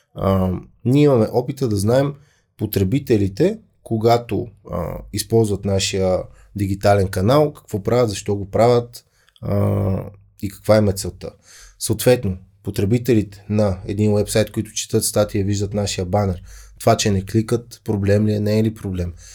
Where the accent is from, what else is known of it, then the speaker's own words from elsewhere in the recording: Bulgaria; Аз съм българин